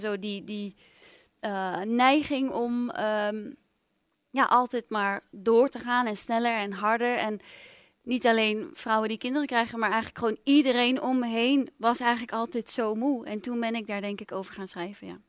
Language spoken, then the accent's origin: Dutch; Amsterdam, North Holland, Netherlands; ik ben opgegroeid in Amsterdam